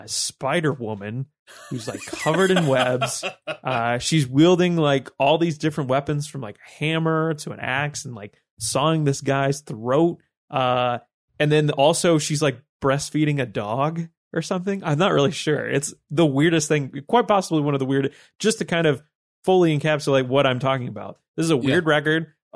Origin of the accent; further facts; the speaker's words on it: New Jersey, United States; four or five guys who knew each other growing up in Jersey